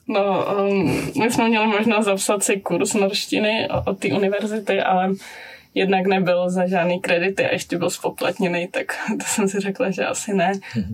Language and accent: Czech; Czechia; moved away as an adult; now in Prague, Czech Republic; u nás doma v Krušných horách